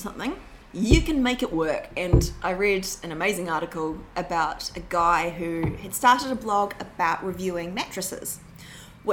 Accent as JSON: {"language": "English", "country": "New Zealand", "moved": "as an adult", "lives_now": "London, United Kingdom", "said": "I'm from New Zealand"}